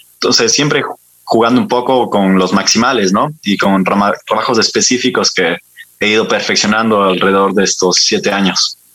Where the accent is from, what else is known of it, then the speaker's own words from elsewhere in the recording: Ibarra, Imbabura, Ecuador; moved away as an adult; also born or lived in France / Bilbao, Spain / Barcelona, Spain; now in Spain; yo soy barreño, yo soy de la Ciudad Blanca, de los lados de Paila